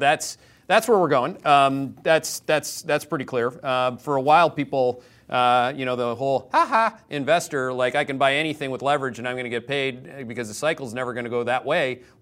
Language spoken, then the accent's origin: English; Canada; now in Connecticut, United States; this is the country I came to as a Canadian who didn't want to be part of, at the time, the socialist government in Canada